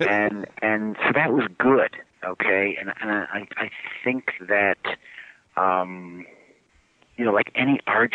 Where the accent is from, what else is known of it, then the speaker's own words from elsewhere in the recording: Cleveland, Ohio, United States; now in Northbrook, United States; I grew up in Cleveland